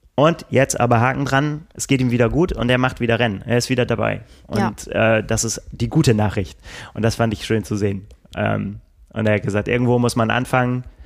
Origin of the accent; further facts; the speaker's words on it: Northern Germany, Germany; wir als Norddeutsche